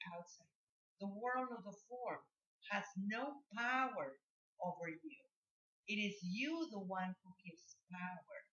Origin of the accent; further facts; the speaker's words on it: Mexico; I come from Mexico, and yeah, my father was very strong man